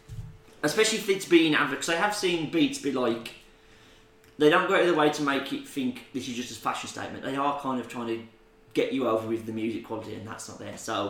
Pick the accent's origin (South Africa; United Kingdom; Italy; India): United Kingdom; So that's the best thing about being British.